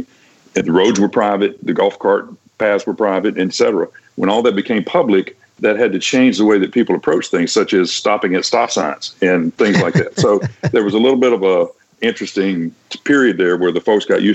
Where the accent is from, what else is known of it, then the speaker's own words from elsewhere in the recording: Vicksburg, Mississippi, United States; moved away as an adult; also born or lived in Washington, D.C. / Cincinnati; I went back to my hometown newspaper, which is the Vicksburg Evening Post